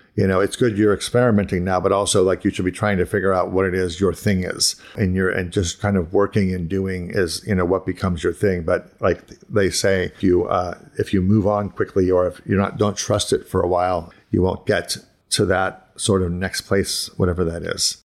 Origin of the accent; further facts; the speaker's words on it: Ohio, United States; moved away as an adult; also born or lived in Pittsburgh / Boston; I grew up in Ohio and then I moved to, like, to Pittsburgh and Boston